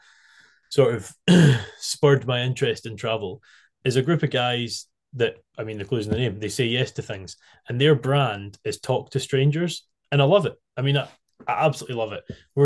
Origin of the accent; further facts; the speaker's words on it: United Kingdom; we as British people